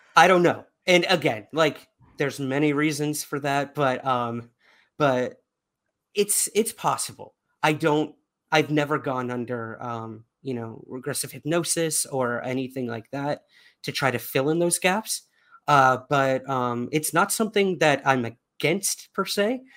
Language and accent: English; New York City, New York, United States; being a New Yorker